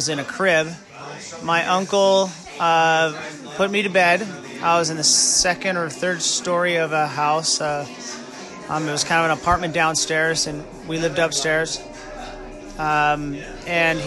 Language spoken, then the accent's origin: English; Buffalo, New York, United States; I was born in Buffalo, New York